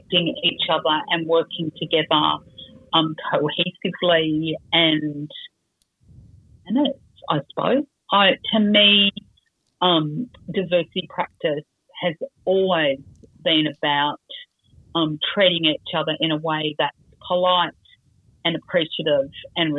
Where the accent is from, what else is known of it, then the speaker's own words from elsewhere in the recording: Sydney, New South Wales, Australia; I grew up on Dharawal country in Sydney next to the beach at Cronulla.